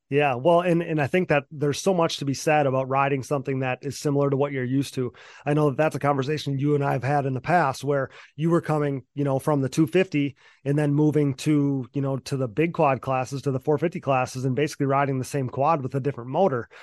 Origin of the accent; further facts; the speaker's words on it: Wisconsin, United States; I'm from Wisconsin, so I'm way up north